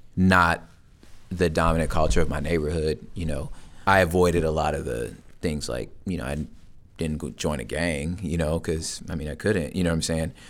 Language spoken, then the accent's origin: English; Los Angeles, California, United States; I'm from Los Angeles